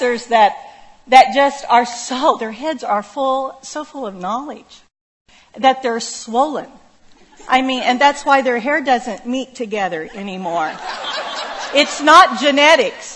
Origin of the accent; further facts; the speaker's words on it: Oklahoma, United States; moved away; I grew up in Waukeeta, Oklahoma, population 490.